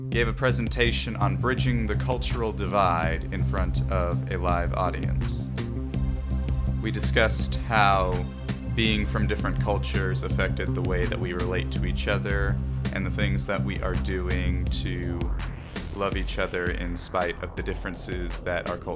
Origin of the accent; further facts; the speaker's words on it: Albuquerque, New Mexico, United States; I am from the Southwest USA. I was born in Albuquerque, New Mexico